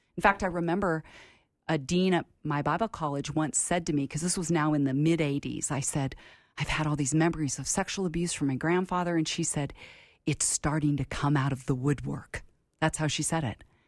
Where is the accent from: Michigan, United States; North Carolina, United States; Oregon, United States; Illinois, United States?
Oregon, United States; Portland; also born or lived in San Francisco Bay Area, California; when I was ten years old, we moved from California Bay Area to Portland, Oregon, where my dad went to seminary